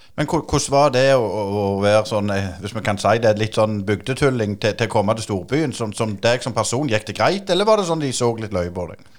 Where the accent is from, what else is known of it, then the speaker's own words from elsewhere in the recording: Jæren, Rogaland, Norway; som vi sier her på Jæren